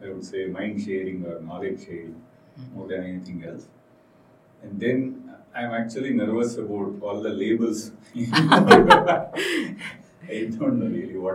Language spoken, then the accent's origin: English; Shimoga, Karnataka, India; I am born and brought up in Shimoga, which is a small town